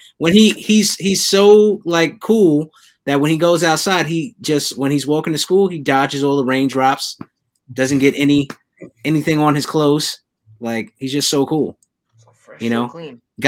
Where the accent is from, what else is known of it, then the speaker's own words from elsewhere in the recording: New York City, New York, United States; it takes place in my hometown